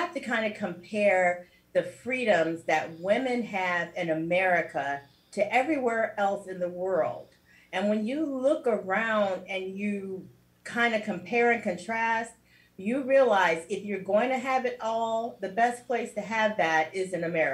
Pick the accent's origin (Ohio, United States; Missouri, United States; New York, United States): Ohio, United States; Cincinnati; moved away as an adult; now in South Florida, United States; I was also a radio personality for about 10 years in my hometown with Radio One